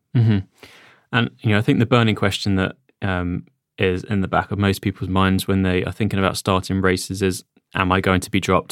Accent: United Kingdom; we are British.

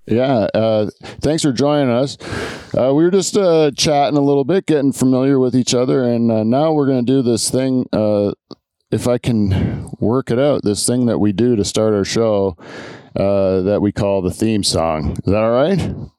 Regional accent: Ontario, Canada; as a Canadian

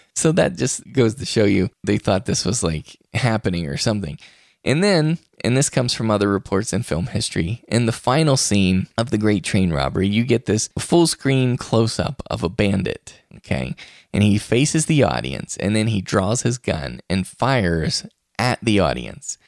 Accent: West Virginia, United States; now in Utah, United States; West Virginia, my home state

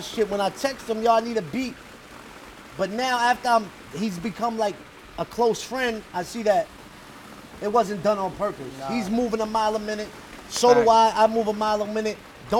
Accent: New York City, New York, United States; I'm a New Yorker

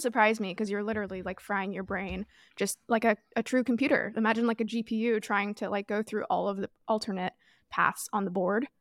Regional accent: Toronto, Ontario, Canada; moved away; I grew up in Toronto

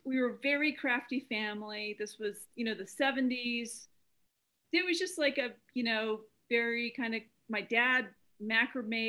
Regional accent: Albuquerque, New Mexico, United States; They moved out to Albuquerque when I was a year old, Albuquerque, New Mexico.

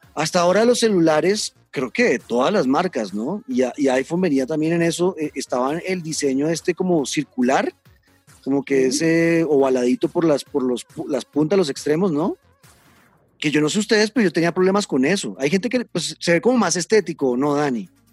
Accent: Colombia

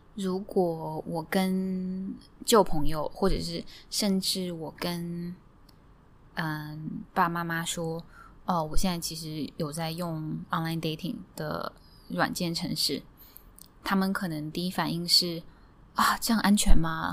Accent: Hefei, Anhui, China; moved away as an adult; also born or lived in Hong Kong; now in Singapore; 本身来自安徽合肥， 我在安徽合肥出生， 然后在大学的时候搬去了香港， 在香港住了八九年之后， 嗯， 现在住在新加坡， 然后我在朝九晚五，我是一个 Googler， 嗯， 在Google新加坡做YouTube广告这一块

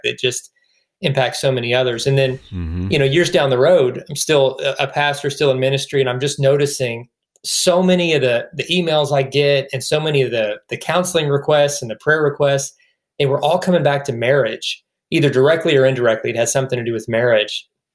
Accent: Kentucky, United States; also born or lived in Indiana; now in Georgia, United States; I got to Kentucky in third grade and just stayed. So it definitely feels like home for me

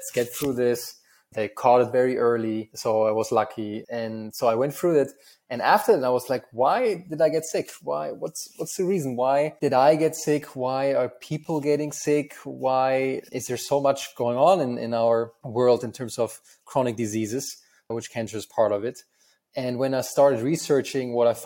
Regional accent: Germany; accent: German; English is a second language; moved away as an adult; also born or lived in United States; I'm originally from Germany, as you can tell from my terrible accent. And I come from a very small town in Germany

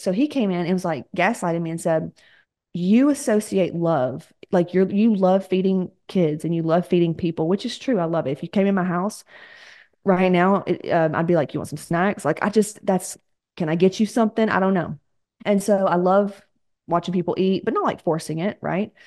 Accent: the South, United States; We're from the South

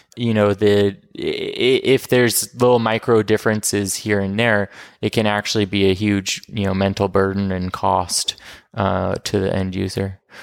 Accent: Portland, Oregon, United States; also born or lived in New York; I'm from Portland, Oregon.

